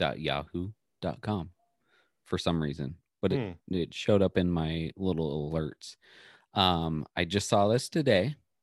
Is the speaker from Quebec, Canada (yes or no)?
no; Saskatchewan, Canada; hey, I'm from Saskatchewan.